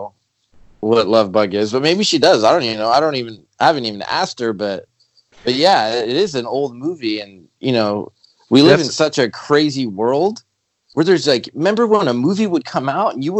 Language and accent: English; Los Angeles, California, United States; also born or lived in Panorama City, California / Arizona; I grew up in Pacific Palisades.